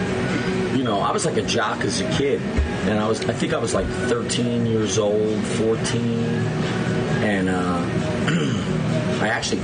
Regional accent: Milford, United States; I grew up in the Milford. I got married. We moved to River Edge, this little town in Burton County, and we raised our kids there.

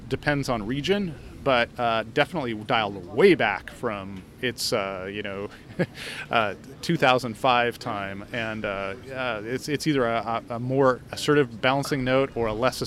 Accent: Oregon, United States; my home state of Oregon

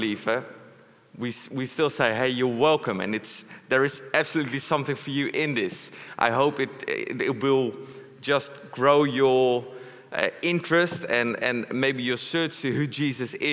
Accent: Netherlands; English is a second language; I'm not English, I'm a Dutchman. I'm happy, I'm a proud Dutchman.

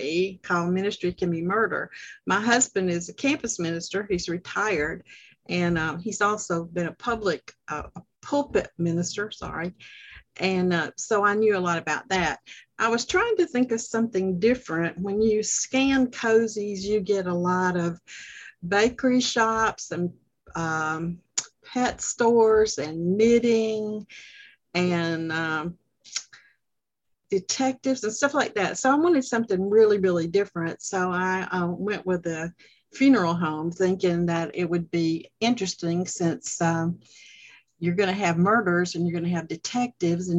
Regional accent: the South, United States; moved away as an adult; now in Georgia, United States; I was born and raised in the South

